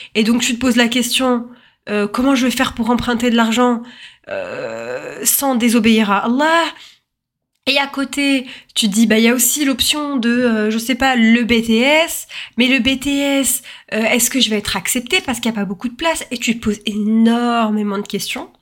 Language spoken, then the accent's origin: French; France; je suis née en France